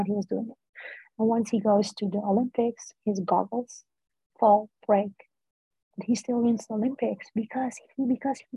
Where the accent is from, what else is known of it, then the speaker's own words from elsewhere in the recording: Netherlands; first language Dutch; English is a second language; I grew up in the Netherlands, born here, but I have Turkish parents